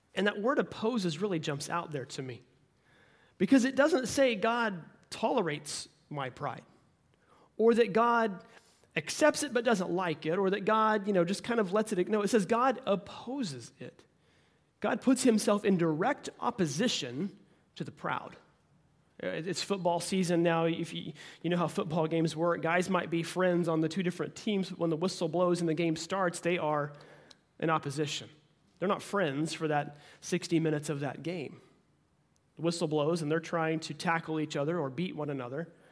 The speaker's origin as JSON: {"language": "English", "region": "Oklahoma", "country": "United States", "tie": "born or raised there", "said": "I'm born and raised in, in Oklahoma"}